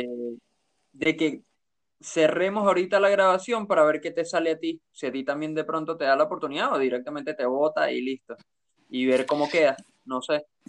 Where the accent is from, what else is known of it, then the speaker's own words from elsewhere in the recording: Venezuela; now in Buenos Aires, Argentina; nosotros somos venezolanos. Eh, los dos estamos en, viviendo en Buenos Aires, en Argentina.